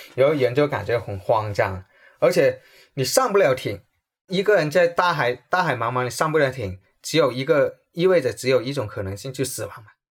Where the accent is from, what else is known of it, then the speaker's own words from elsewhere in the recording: Guangdong, China; 我从小，从，从读中学开始我就开始喝茶，因为我们广东人特别有茶文化，因为我喝铁观音喝了有三十多年了